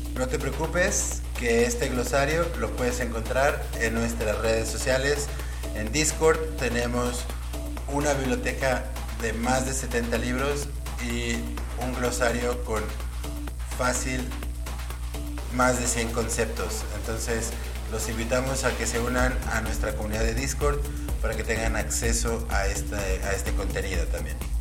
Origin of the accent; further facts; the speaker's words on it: Guadalajara, Jalisco, Mexico; Guadalajara, mi ciudad natal